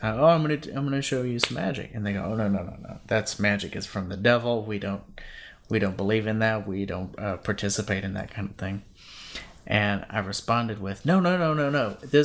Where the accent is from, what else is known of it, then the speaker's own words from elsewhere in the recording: Louisiana, United States; I grew up in Louisiana. I was busking in northern Louisiana, so not down in New Orleans where it's fun.